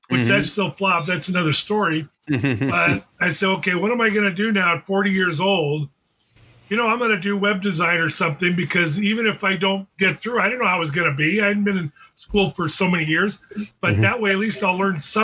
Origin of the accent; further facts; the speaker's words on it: Tempe, Arizona, United States; I grew up in Tempe, staying home to ASU